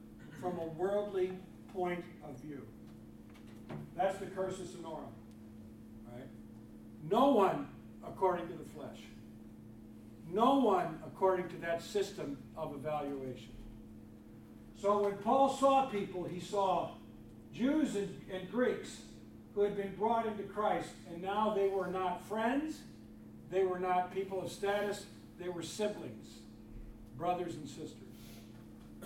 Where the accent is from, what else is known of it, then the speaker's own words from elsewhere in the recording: Freeport, Illinois, United States; I grew up in Freeport, Illinois.